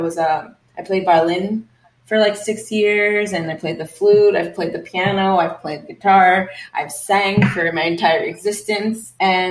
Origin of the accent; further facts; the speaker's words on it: New York City, New York, United States; moved away as an adult; now in Los Angeles, United States; I was born and raised in Queens, New York, and I've lived there for most of my life.